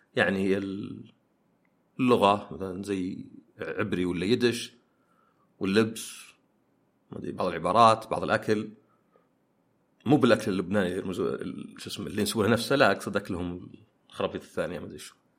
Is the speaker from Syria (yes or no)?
no; Saudi Arabia; أنا سعودي وعربي